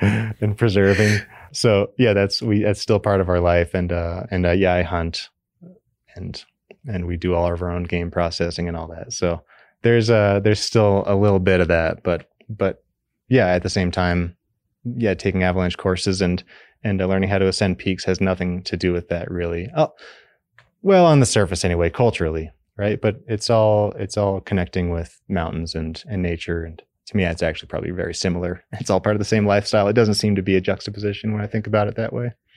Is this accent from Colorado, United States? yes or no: yes; Fort Collins, Colorado, United States; I grew up in Fort Collins, Colorado, on the Front Range